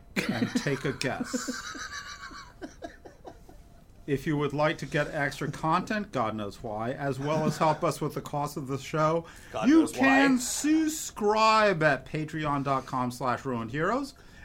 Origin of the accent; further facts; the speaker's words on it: New York City, New York, United States; now in Oregon, United States; I come from New York City, the second most place for world Jewry in the world, outside of Israel.